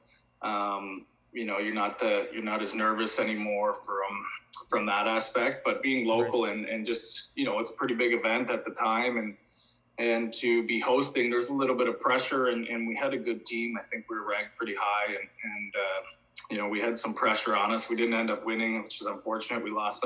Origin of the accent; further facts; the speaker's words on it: Drayton, Ontario, Canada; Born and raised in Drayton